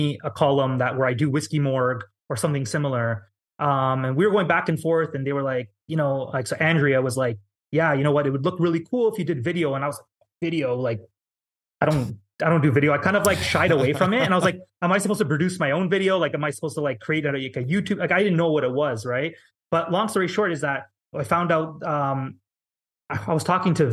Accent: Canada; being Canadian

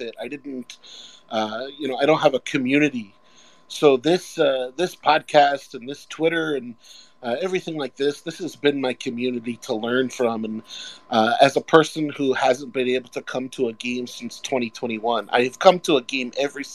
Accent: Orlando, Florida, United States; now in Lake Erie area, United States; I'm from Orlando

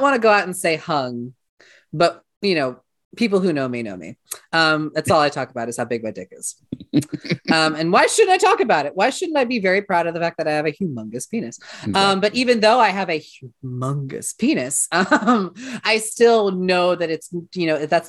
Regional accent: Seattle, Washington, United States; now in Columbia, United States; I'm originally from Seattle, Washington. And then I moved to Columbia, Missouri way back in 2018.

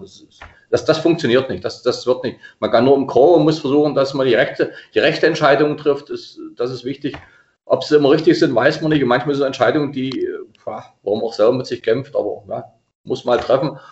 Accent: Dahlheim, Saxony-Anhalt, Germany; also born or lived in Wolfen; gebürtig in Wolfen, in Dahlheim aufgewachsen und lebe immer noch in Dahlheim

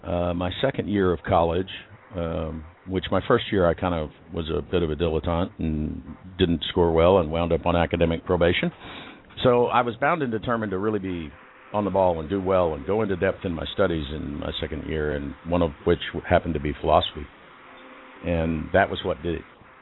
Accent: Liberal, Kansas, United States; moved away; I'm from Liberal, Kansas, which is that's where I was born

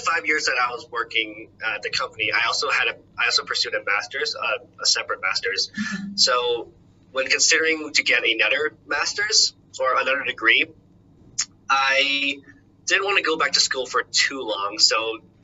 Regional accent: Los Angeles, California, United States; moved away as an adult; now in Boston, United States; I'm originally from Los Angeles

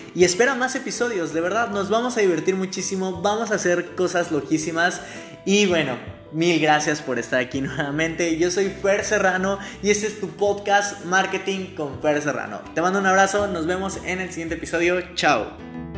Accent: Mexico City, Mexico; moved away as an adult; now in Mérida, Mexico; soy de Ciudad de México, nací en Ciudad de México. Hoy te estoy hablando desde mi casa en Mérida, estoy en Mérida, Yucatán

